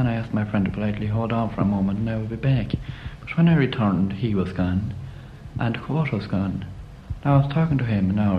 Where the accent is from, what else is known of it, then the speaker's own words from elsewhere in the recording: Mullingar, Leinster, Ireland; I come from Westmead, Mullingar.